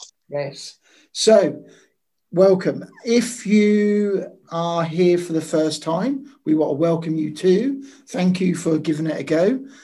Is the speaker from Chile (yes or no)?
no; Maldives; I'm from the Maldives.